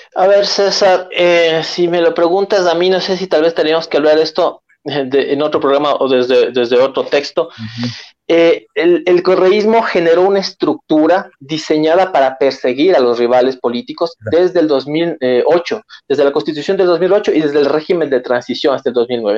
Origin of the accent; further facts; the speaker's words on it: Ecuador; los ecuatorianos no somos tontos, los ecuatorianos no somos ingenuos